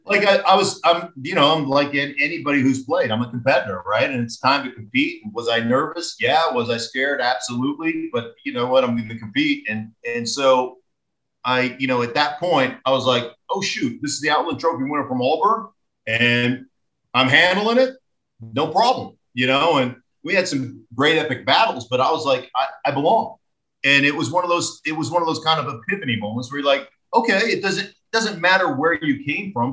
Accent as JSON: {"language": "English", "region": "Alaska", "country": "United States", "tie": "born or raised there", "moved": "as an adult", "said": "I grew up in Alaska"}